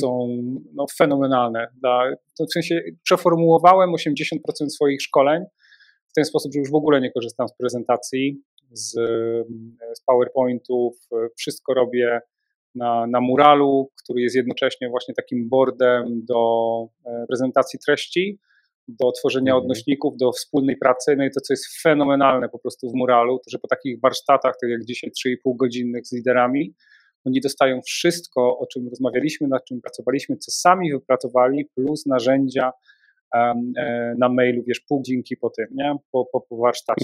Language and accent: Polish; Częstochowa, Silesian Voivodeship, Poland; Jestem z Częstochowy